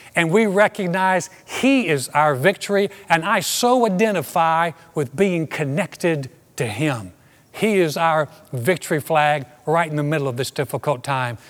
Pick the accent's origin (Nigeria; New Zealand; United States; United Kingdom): United States; I so identified in that dark time with being an American